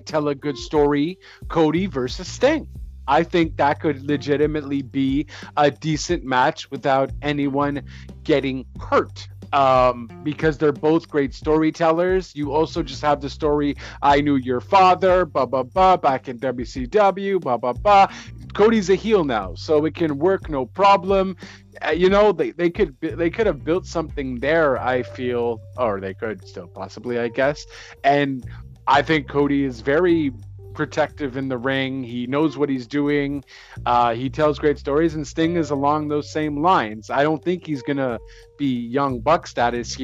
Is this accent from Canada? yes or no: yes; Canada; I'm Canadian